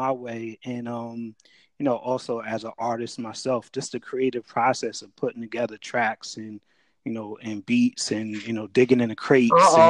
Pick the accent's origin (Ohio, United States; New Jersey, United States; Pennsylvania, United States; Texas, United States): New Jersey, United States; Jersey City; also born or lived in Piscataway, New Jersey; I'm from Jersey. I grew up in Jersey City.